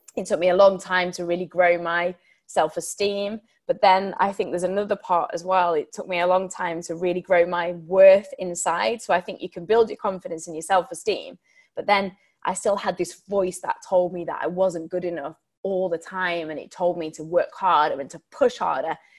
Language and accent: English; Sheffield, Yorkshire and the Humber, United Kingdom; I'm from Sheffield. I don't know whether anybody of you know it, in Yorkshire. And um, I actually brought up in quite a difficult background.